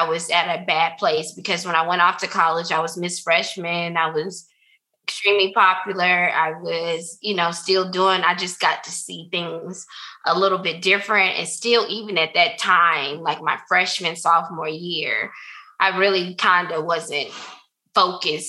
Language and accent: English; the South, United States; Growing up in the South